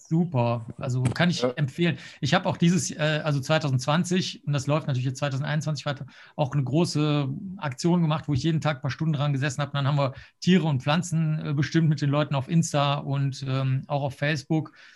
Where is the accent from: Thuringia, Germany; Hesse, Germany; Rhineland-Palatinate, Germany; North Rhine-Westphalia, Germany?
North Rhine-Westphalia, Germany; Cologne; also born or lived in Rosenheim / New York; ich bin ja jetzt in Köln aufgewachsen